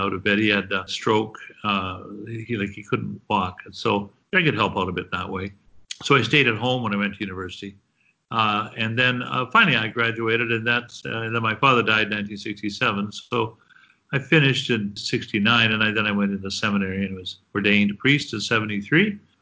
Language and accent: English; Guelph, Ontario, Canada; moved away as an adult; also born or lived in Edmonton; now in Toronto, Canada; I grew up in Guelph, Ontario